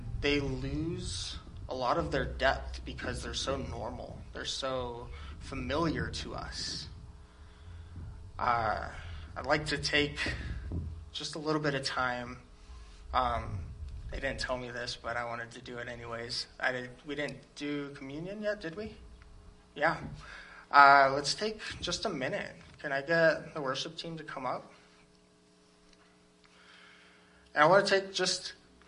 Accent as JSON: {"language": "English", "country": "United States", "said": "as Americans"}